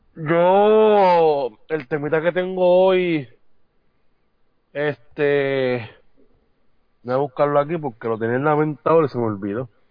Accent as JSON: {"language": "Spanish", "town": "San Juan", "country": "Puerto Rico", "tie": "born or raised there", "said": "yo salí de ahí, yo me crié ahí"}